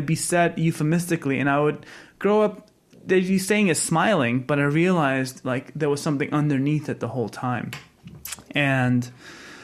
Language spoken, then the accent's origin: English; United States; Being an American boy